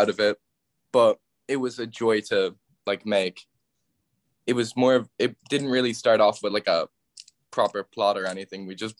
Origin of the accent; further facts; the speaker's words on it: Galway, Connacht, Ireland; I'm 17 from Galway, going to school in Colossus Ignage.